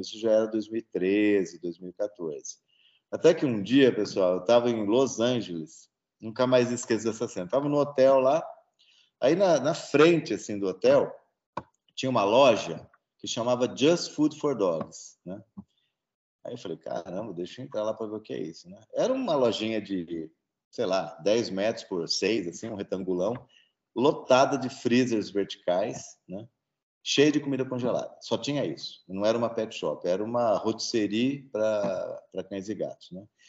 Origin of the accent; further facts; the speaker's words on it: Presidente Prudente, São Paulo, Brazil; now in Campinas, Brazil; eu sou de Presidente Prudente, né? eu estudei no Objetivo lá